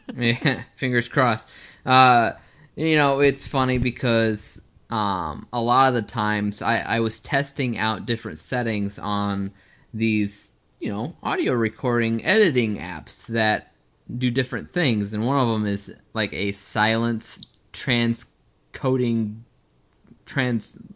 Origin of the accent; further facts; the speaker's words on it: United States; we're from the United States